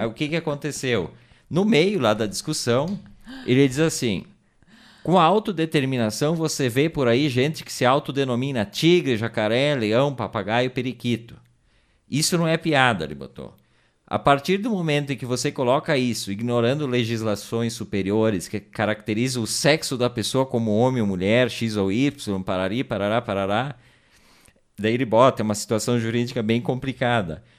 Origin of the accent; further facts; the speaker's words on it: Brazil; nós somos brasileiros